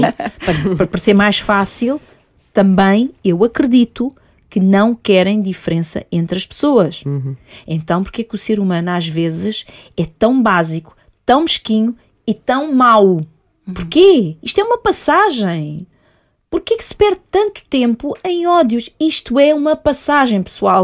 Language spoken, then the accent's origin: Portuguese; Portugal; also born or lived in Mozambique; eu sou portuguesa, não nasci em Moçambique